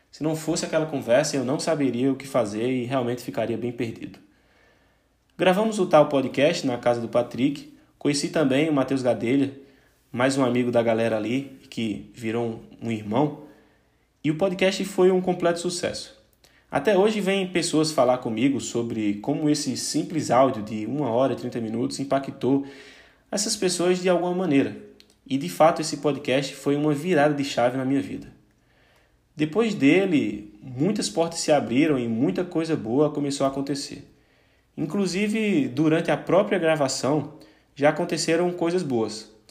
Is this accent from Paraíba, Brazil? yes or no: yes; Paraíba, Brazil; now in Portugal; eu saí da Paraíba, cheguei em Portugal com 30 euros, fui para a Copa e blá blá blá.